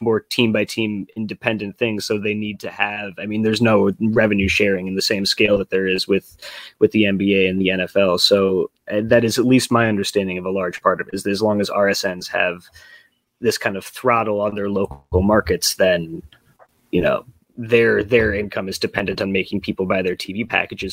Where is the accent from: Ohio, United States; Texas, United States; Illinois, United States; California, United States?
Illinois, United States; Chicago; also born or lived in Providence, Rhode Island; I moved back home to Chicago from Providence, Rhode Island last year